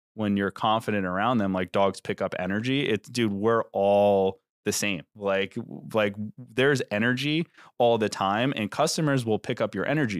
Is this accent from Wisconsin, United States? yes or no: no; New York, United States; moved away as an adult; now in New Jersey, United States; when I moved from New York to New Jersey like seven years ago